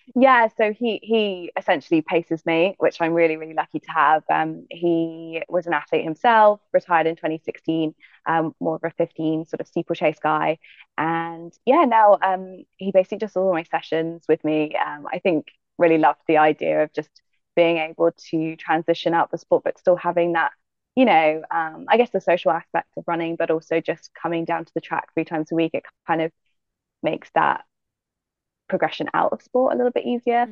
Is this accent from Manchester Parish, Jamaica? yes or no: yes; Manchester Parish, Jamaica; moved away; also born or lived in United States; I was, yeah, raised in Jamaica, in um, the hills, in Manchester which is where my family are from